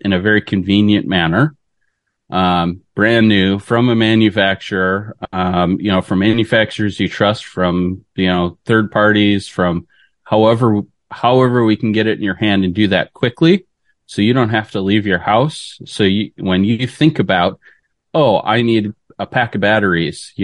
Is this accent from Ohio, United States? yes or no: no; Detroit, Michigan, United States; I grew up in Michigan. So good old fashioned Midwest boy. Yeah, grew up around in the Detroit area